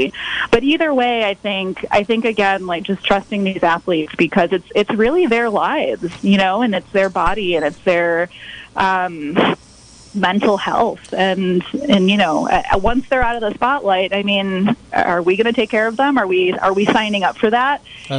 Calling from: Sonoma County, California, United States; I'm calling from Sonoma County, which is from where I will be calling moving forward.

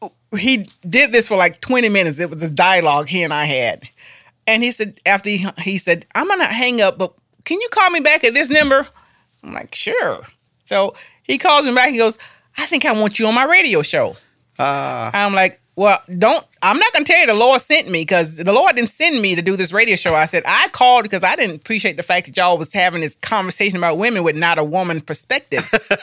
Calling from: Asheville, North Carolina, United States; I'm calling from Asheville. I said, well, actually, I'm outside of Asheville.

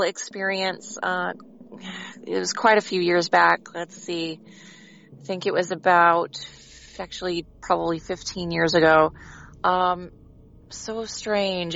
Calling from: Branson, Missouri, United States; I'm calling from Branson, Missouri.

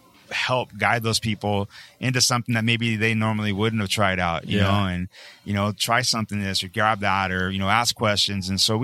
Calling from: Hawaii, United States

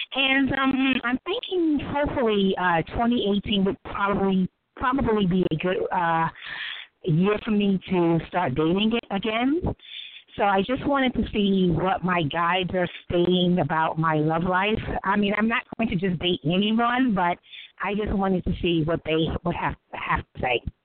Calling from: New York City, New York, United States; I'm calling from New York City.

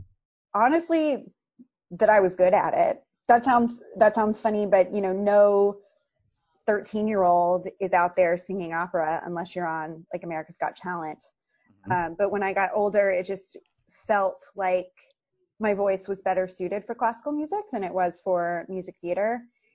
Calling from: Boston, Massachusetts, United States; I am calling you from my lovely backyard in Jamaica Plain, which is part of Boston, Massachusetts.

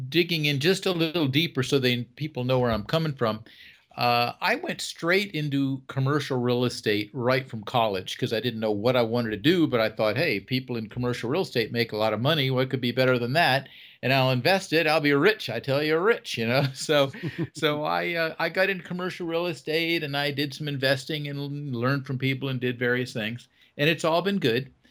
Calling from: North Carolina, United States; well right now i am in north carolina i uh, have homes in florida and north carolina i kind of follow the weather

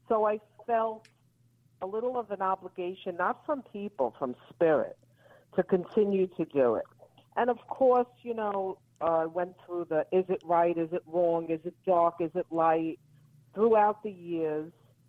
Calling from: Florida, United States; I'm calling from Florida.

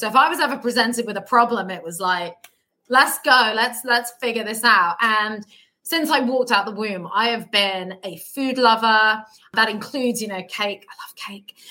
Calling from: London, United Kingdom; I'm calling from London, so I live here in the UK

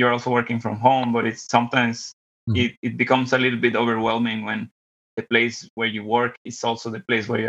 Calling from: Monterrey, Nuevo León, Mexico; I'm calling from the meat capital of Mexico, Monterrey, Nuevo León.

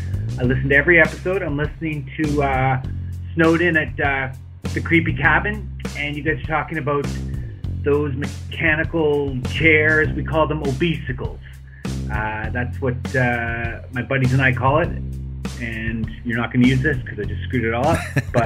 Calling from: Brunei; I'm calling from Brunei in Borneo.

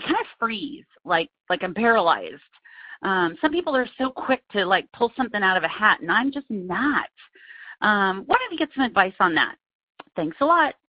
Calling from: Pleasanton, California, United States; I'm calling from Pleasanton, California.

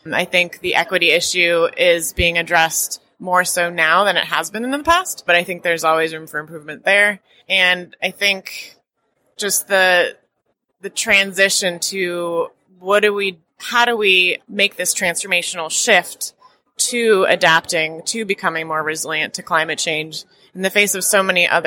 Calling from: Oakland, California, United States; Oakland, California, and I am a climate resilience and risk specialist and a personal resilience advocate.

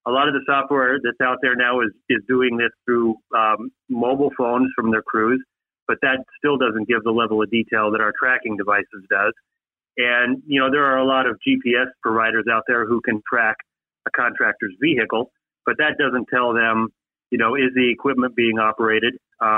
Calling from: Minnesota, United States; I'm in Minnesota, and we've already had snow this year.

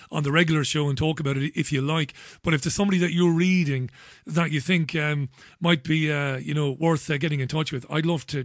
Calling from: Bolton, North West England, United Kingdom; I'm calling from Bolton, just up the road.

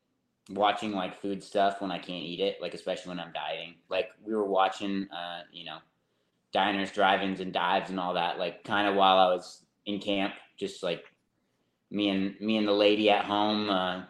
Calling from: Enumclaw, Washington, United States; Just home, Enumclaw. Good old Washington State. It's cold up here.

